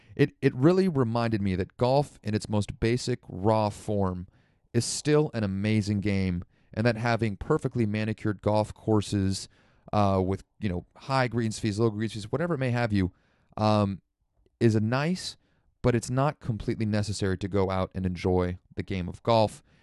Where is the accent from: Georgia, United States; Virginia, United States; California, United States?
California, United States; Santa Rosa; moved away; my hometown of Santa Rosa, uh, up in Sonoma County